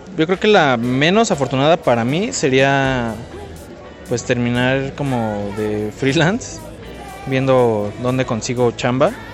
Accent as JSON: {"language": "Spanish", "town": "Lanús", "region": "Buenos Aires Province", "country": "Argentina"}